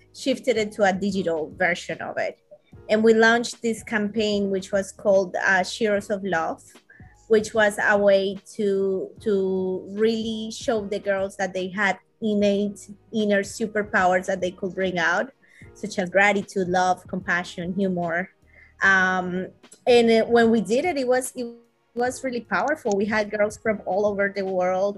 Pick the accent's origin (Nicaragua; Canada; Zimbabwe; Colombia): Colombia; now in Los Angeles, United States; I'm originally from Colombia. Uh, mm-hmm. however, I do live in Los Angeles